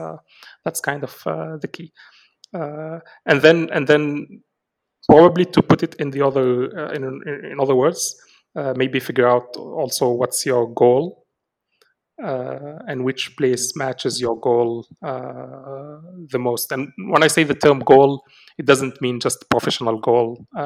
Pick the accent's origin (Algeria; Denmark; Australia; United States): Algeria; Algeria is definitely my home country.